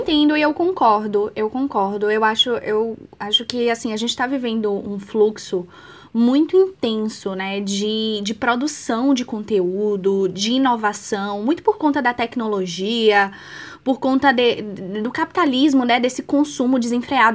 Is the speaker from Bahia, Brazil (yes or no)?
yes; Bahia, Brazil; Eu sou baiana